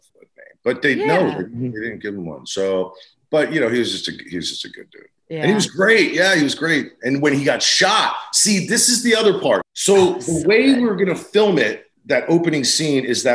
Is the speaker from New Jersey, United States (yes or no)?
yes; New Jersey, United States; I'm from Jersey